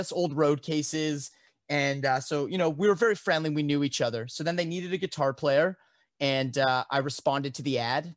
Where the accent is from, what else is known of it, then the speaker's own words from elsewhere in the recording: Canada; being a Canadian living in a completely legal to smoke